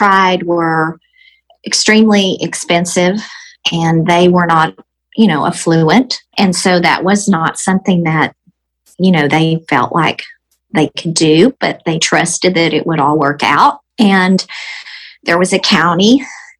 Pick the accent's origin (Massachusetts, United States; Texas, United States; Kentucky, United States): Texas, United States; I am about to be 54, and I am from Texas.